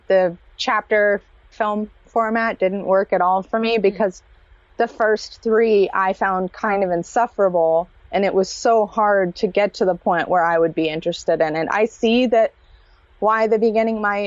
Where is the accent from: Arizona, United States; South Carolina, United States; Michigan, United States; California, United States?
California, United States; I'm from California